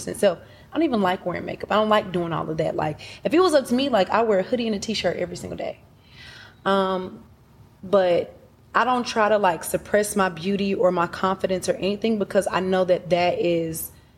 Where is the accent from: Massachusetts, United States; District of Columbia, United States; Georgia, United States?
Georgia, United States; Atlanta; also born or lived in Huntsville, Alabama; I moved to Atlanta when I was 4. And I grew up on the south side of Atlanta. Clayton County, Riverdale